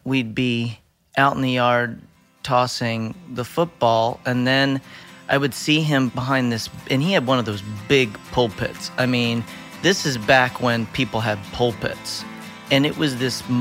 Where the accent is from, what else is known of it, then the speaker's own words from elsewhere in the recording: Winfield, Pennsylvania, United States; I grew up in Winfield, Pennsylvania, which is a little village bed community outside of Lewisburg, Pennsylvania